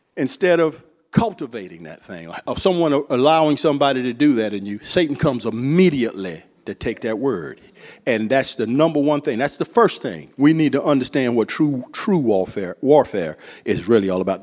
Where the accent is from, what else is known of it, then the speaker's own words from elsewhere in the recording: Central Florida, United States; I'm from Florida. Central Florida.